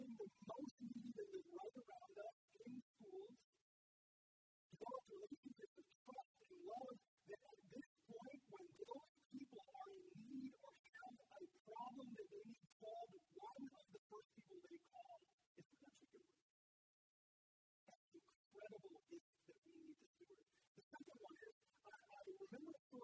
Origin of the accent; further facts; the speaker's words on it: North Dakota, United States; moved away as an adult; now in Arizona, United States; My wife and I grew up in Rome, North Dakota. We moved here 23 years ago.